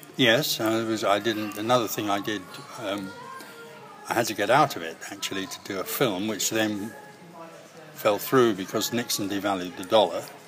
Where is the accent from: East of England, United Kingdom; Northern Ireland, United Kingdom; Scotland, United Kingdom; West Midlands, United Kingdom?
Scotland, United Kingdom; Greenock; now in London, United Kingdom; I'm from Greenock